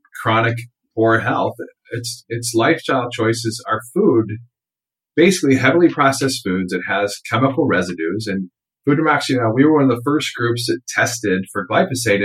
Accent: Iowa and Minnesota, Midwest, United States; I grew up in Iowa and Minnesota in the 70s

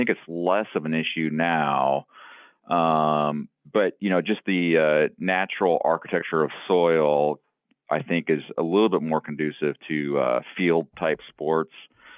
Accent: Ames, Iowa, United States; I grew up in Ames and went to Cyhawk. I've been to these Cyhawk games my entire life.

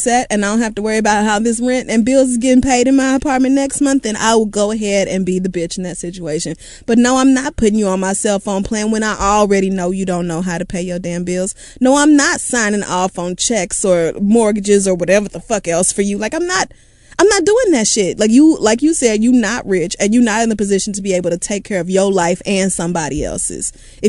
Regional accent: Washington, District of Columbia, United States; I grew up in Southeast DC where most people don't even know what a savings account is, let alone how to manage their money.

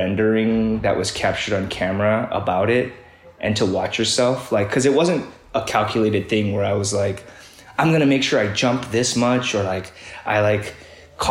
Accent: Midwest, United States; as an immigrant kid, growing up in the Midwest

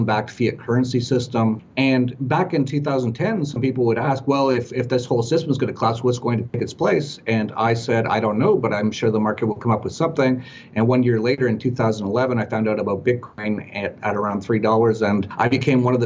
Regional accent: Edmonton, Alberta, Canada; moved away; also born or lived in Vancouver; grew up in very cold weather, minus 40, a place called Edmonton.

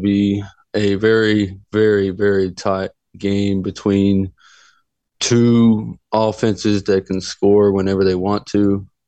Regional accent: Philadelphia, Pennsylvania, United States; my hometown, Philadelphia

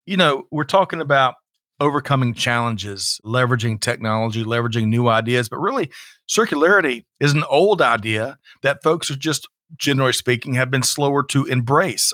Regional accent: South Carolina, United States; I grew up in South Carolina

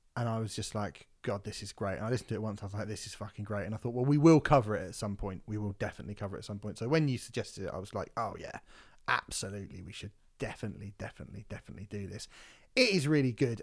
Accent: United Kingdom; being British

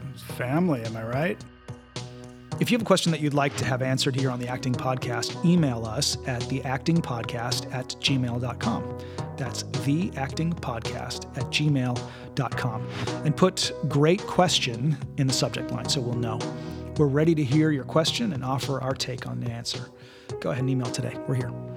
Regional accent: Winnipeg, Manitoba, Canada; moved away; I'm from Winnipeg

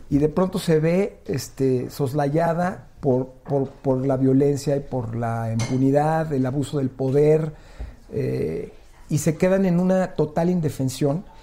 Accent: Mexico; Fíjate, la malagueña, soy puro mexicano, el herradero, mi preferida.

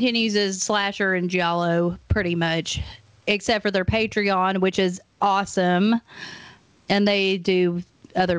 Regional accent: Maryville, Tennessee, United States; now in Knoxville, United States; we're both from Maryville

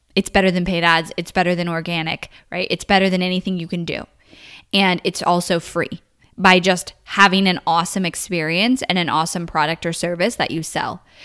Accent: California, United States; I grew up in California

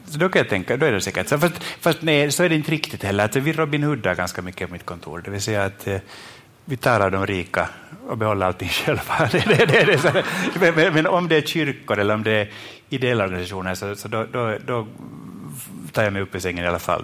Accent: Finland; jag är från Finland

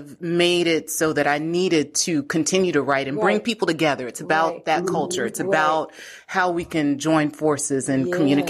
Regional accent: Chicago, Illinois, United States; moved away; being from Chicago.

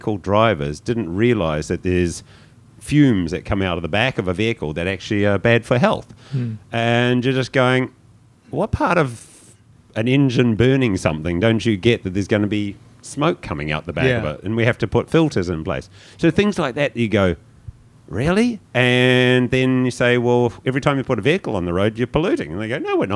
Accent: New Zealand; moved away; a Kiwi coming in after Cape Town

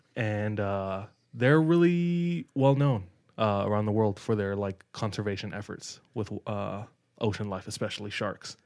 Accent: Hawaii, United States; moved away; I'm from Hawaii

